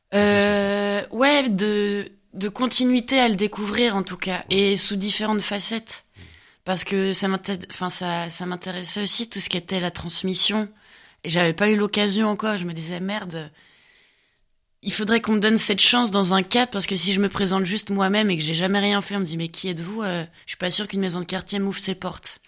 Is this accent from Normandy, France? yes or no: no; Rennes, Brittany, France; moved away; also born or lived in Paris / Reims; je vais retourner à Rennes parce que je viens de Rennes.